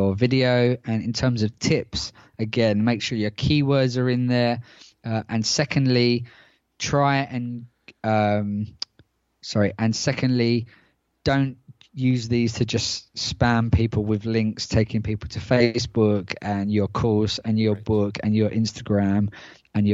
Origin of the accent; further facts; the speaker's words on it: United Kingdom; moved away; my home country of the UK